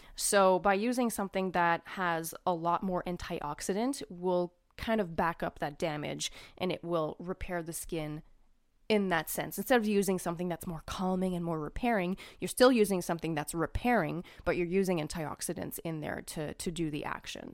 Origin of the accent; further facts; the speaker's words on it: Canada; I'm Canadian